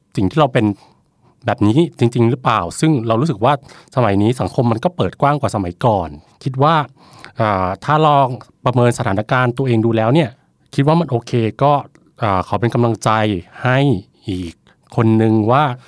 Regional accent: Khon Kaen, Thailand; moved away; กลับบ้านที่ขอนแก่น

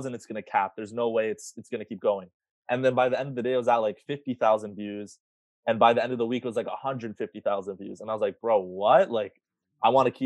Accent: Ajax, Ontario, Canada; I grew up in Ajax, and in my high school

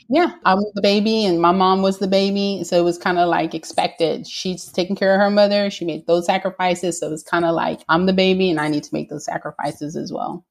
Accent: Houston, Texas, United States; I am a Latina born and raised in Houston, Texas, within a single parent household.

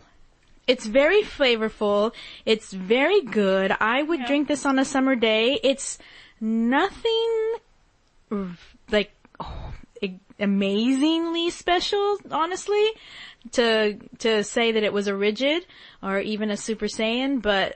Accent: Hanford, California, United States; I am from the Central Valley. And so Fresno is about 30 minutes north of my hometown, Hanford, California.

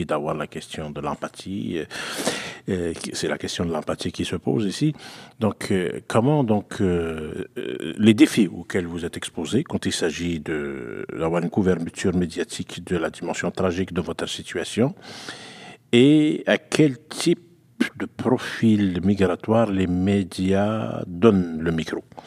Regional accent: Quebec, Canada; also born or lived in Algeria (ancestry); je suis québécois d'origine algérienne

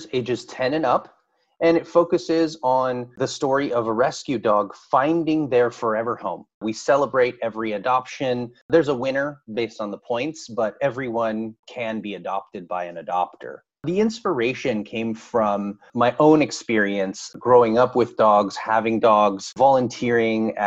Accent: San Francisco, California, United States; born and raised in San Francisco, California. Grew up there all the way until I moved away for college in Central California

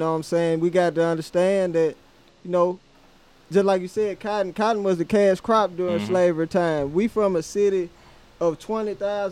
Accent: Greenwood, Mississippi, United States; also born or lived in Tallahassee, Florida; I was born in Tallahassee, Florida, but moved to Greenwood

